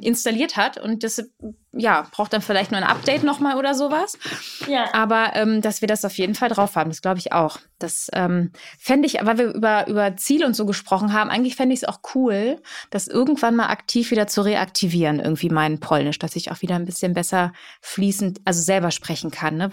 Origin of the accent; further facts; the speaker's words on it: Germany; first language Polish; German is a second language; ich bin in Deutschland geboren, aber meine Eltern kommen aus Katowice mhm. und aus Lodz